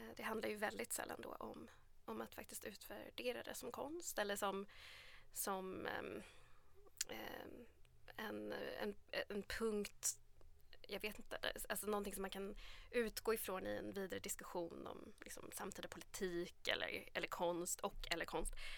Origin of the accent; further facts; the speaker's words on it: Sweden; man själv är en svensk författare som är uppvuxen i Sverige